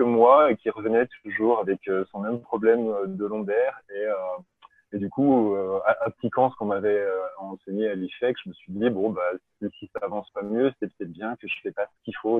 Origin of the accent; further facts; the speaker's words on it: Belfort, Bourgogne-Franche-Comté, France; moved away; also born or lived in Paris; je suis, comme Vincent Kagelschmidt, je suis de, de l'Est de la France, en, Belfort